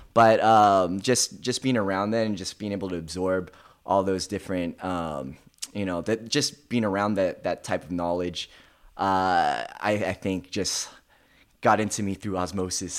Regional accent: Thousand Oaks, California, United States; also born or lived in Tarzana, California; I mostly grew up in Thousand Oaks, which is right outside

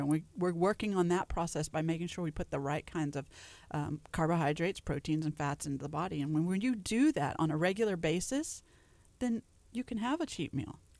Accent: Louisiana, United States; now in Texas, United States; I grew up in Louisiana, so we had bunny bread

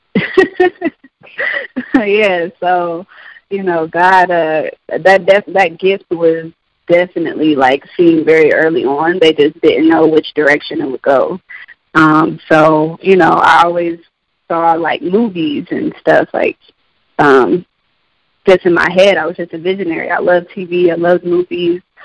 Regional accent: Columbus, Ohio, United States; I was born and raised in Columbus, Ohio.

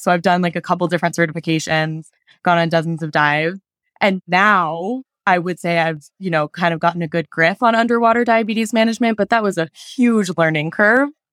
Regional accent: Denver, Colorado, United States; moved away as an adult; now in Utah, United States; I am from Denver, Colorado, but I just moved to Utah

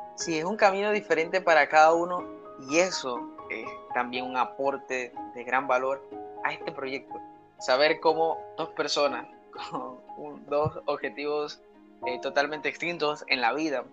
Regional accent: San Antero, Córdoba, Colombia; soy seminarista de Colombia, de una región que se llama Córdoba, un municipio de, de, de San Antero

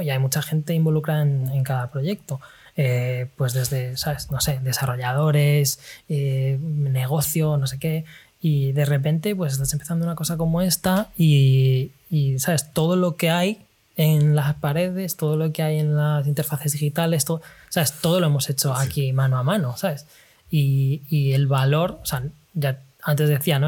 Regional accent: Spain; moved away as an adult; also born or lived in London; now in China; De España

